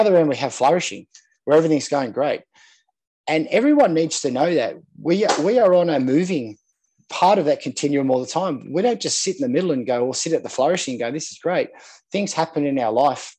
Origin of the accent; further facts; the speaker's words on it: Sydney, New South Wales, Australia; I grew up in Manly, on Manly Beach here in Sydney.